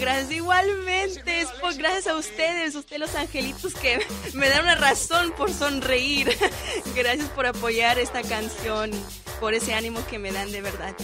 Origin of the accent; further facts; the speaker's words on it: San Jose, California, United States; Yo soy originalmente bueno, de San José, California, de mamá mexicana y papá chileno.